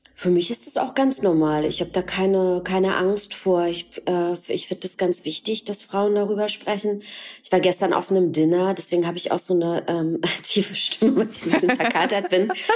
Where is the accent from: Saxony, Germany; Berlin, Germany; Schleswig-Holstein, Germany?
Berlin, Germany; geboren im Osten, in der DDR, in Ostberlin